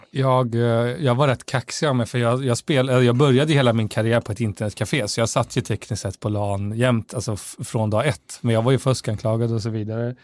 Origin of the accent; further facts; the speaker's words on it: Västra Götaland, Sweden; Falköping, som också är en, en grannkommun därifrån Västra Götaland, där jag kommer ifrån